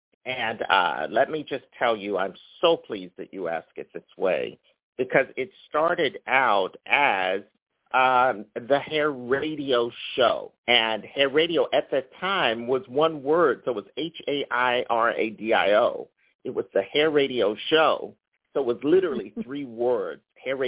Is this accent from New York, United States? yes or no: no; Philadelphia, Pennsylvania, United States; moved away as an adult; also born or lived in Los Angeles; I'm from Philadelphia, so I grew up looking at every corner, and there's Temple University.